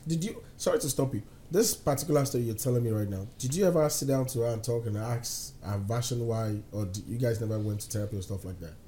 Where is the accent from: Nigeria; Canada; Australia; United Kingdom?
Nigeria; now in United States; how we live back home